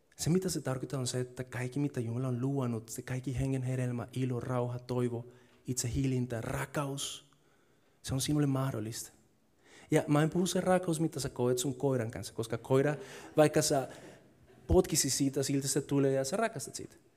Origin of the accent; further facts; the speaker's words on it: Colombia; Finnish is a second language; now in Finland; Kolumbiassa, mistä mä oon kotoisin